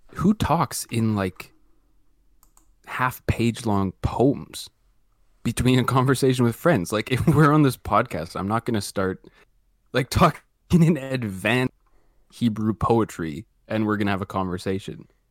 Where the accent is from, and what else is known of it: Canada